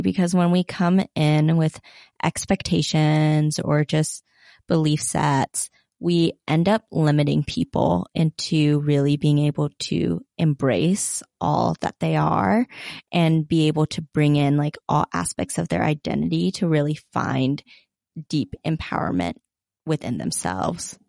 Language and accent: English; Utah, United States; growing up in Utah